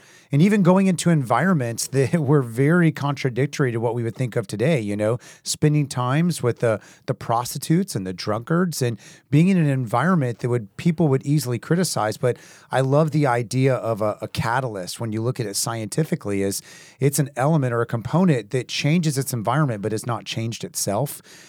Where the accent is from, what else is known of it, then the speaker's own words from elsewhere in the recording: Haiti; me growing up in Haiti and places